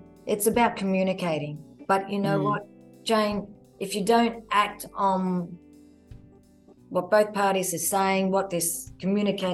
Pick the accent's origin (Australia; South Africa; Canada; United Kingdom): Australia; Queensland; moved away as an adult; now in Sydney, Australia; I'm Queensland born and bred, very proud of my Queenslanders, but living in Sydney, of course, for the last 23 years